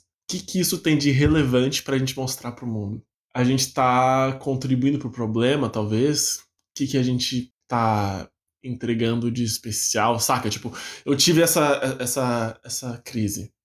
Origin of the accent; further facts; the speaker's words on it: Bauru, São Paulo, Brazil; moved away as an adult; now in São Paulo, Brazil; também sou bauruense de nascença, também sou da Cidade Sem Limites